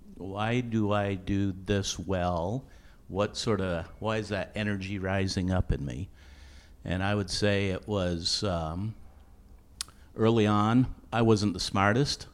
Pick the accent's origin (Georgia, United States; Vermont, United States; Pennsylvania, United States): Vermont, United States; moved away as an adult; also born or lived in Dallas / Denver; I grew up in Vermont.